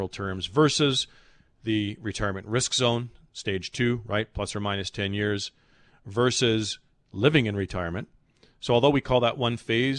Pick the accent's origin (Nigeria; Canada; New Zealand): Canada; as a Canadian